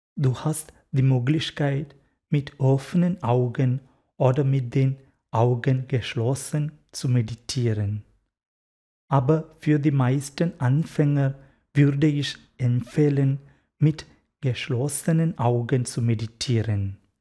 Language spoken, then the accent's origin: German; Kerala, India; German is a second language; moved away as an adult; also born or lived in Freiburg, Germany; now in Mannheim, Germany; Ich komme aus Kerala, aus Indien